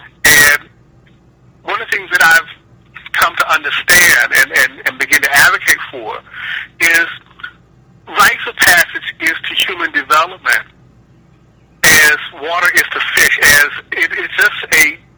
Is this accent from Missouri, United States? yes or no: no; Akron, Ohio, United States; But I grew up in Akron, Ohio.